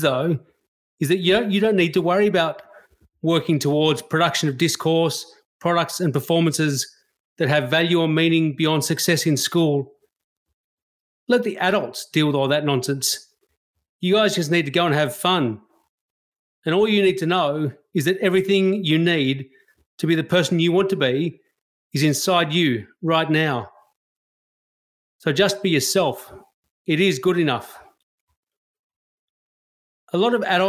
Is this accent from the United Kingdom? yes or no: no; Australia; a white Australian